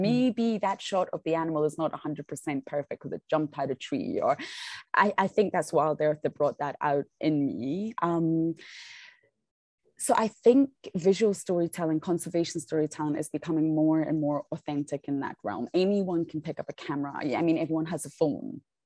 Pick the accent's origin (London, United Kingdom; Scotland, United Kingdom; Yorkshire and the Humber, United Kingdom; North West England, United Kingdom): Scotland, United Kingdom; now in South Africa; I'm from Scotland